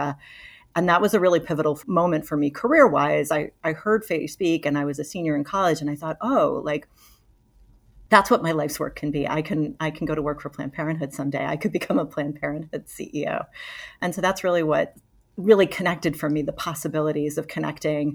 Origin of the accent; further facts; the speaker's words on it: Waltham, Massachusetts, United States; moved away as an adult; also born or lived in Texas; I grew up in Waltham, Massachusetts.